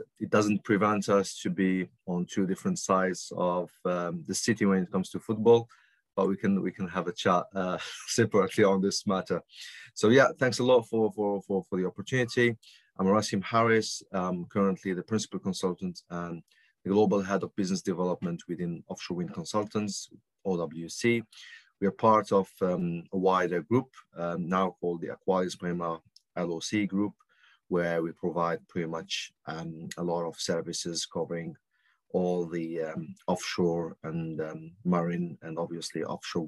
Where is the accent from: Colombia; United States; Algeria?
Algeria; moved away; I was born and I grew up in Algeria originally.